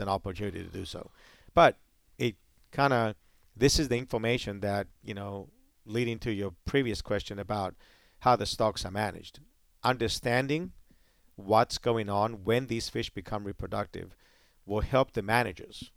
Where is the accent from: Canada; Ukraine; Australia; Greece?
Greece; also born or lived in Hawaii, United States; now in United States; I'm from the Mediterranean